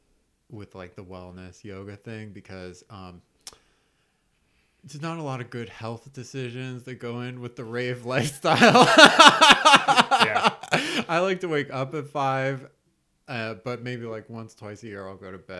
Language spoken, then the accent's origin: English; New Mexico, United States; also born or lived in Texas; Yeah, I grew up in the Southwest in New Mexico and Texas, but both my parents are Yankees.